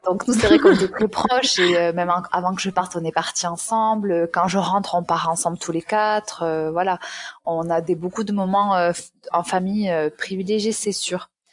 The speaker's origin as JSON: {"language": "French", "area": "Aveyron", "region": "Occitania", "country": "France", "tie": "born or raised there", "also_born_or_lived": "Toulouse", "accent": "southern", "moved": "as an adult", "lives_now": "Miami, United States", "said": "je suis née en Aveyron, donc dans le sud de la France, et euh, après j'ai quitté ce département pour aller faire mes études à Toulouse où j'ai vécu 8 ans. Donc, c'est bien l'accent du sud que tu entends"}